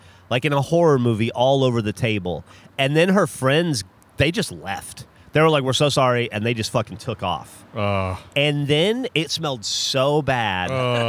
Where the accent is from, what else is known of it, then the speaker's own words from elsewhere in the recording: Alabama, United States; also born or lived in Florida / Louisiana; because I grew up in Alabama and Florida and Louisiana where there's a Waffle House at like every exit on the interstate.